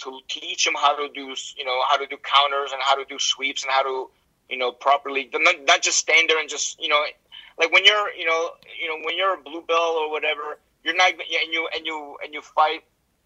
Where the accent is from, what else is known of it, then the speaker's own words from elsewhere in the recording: United States; I'm an American